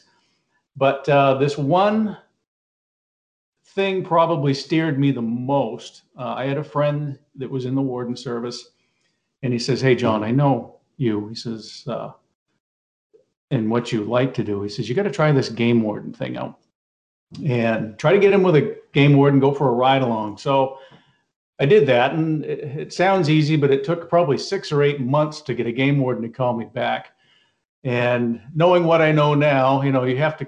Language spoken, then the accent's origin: English; Maine, United States; Yeah, I grew up in Maine. I grew up about 20 minutes from where I am right now.